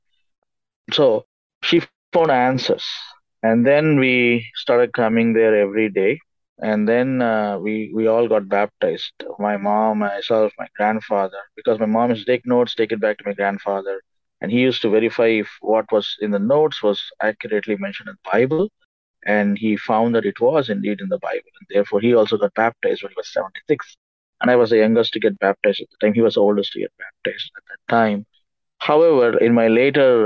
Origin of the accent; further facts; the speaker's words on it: India; I was born and raised in India